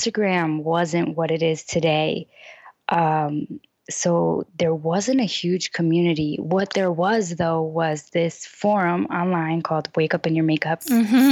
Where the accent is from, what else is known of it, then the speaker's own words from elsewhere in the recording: Chicago, Illinois, United States; moved away as an adult; I grew up in Chicago, I was still starting over because I hadn't lived in Chicago for over 4 years